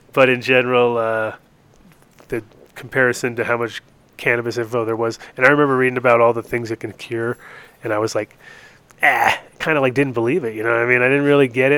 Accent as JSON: {"language": "English", "region": "Rhode Island and New York", "country": "United States", "tie": "born or raised there", "also_born_or_lived": "Europe", "moved": "as an adult", "lives_now": "Denver, United States", "said": "I grew up in Rhode Island and New York in that area too"}